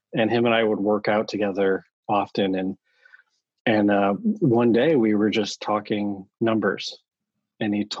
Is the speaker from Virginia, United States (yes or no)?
no; Connecticut, United States; moved away as an adult; now in San Francisco, United States; Born and raised in Connecticut. Found my way out to San Francisco about 20 plus years ago.